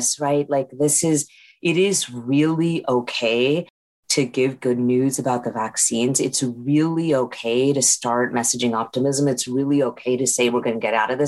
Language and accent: English; India; moved away; I'm from India, so we have the UK history